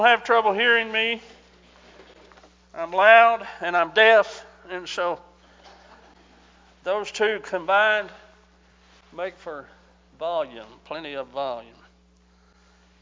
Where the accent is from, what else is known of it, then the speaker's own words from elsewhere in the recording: Mount Sterling, Kentucky, United States; I've lived in Mount Sterling, Kentucky, my hometown, since 2016